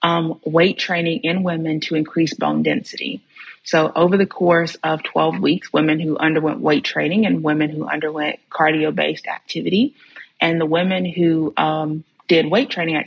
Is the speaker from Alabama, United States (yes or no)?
yes; near Birmingham, Alabama, United States; my hometown, which it's only about 20 minutes outside of Birmingham.